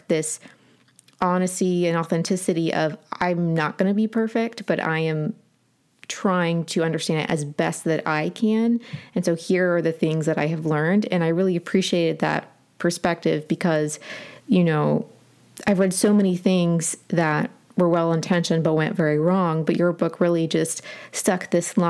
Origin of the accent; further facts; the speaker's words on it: Portsmouth, Ohio, United States; There was an Underground Railroad station in Portsmouth where I grew up